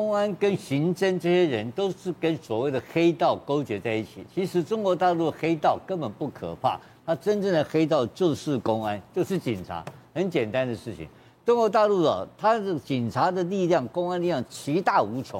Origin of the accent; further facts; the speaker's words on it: Taiwan; 我们台湾人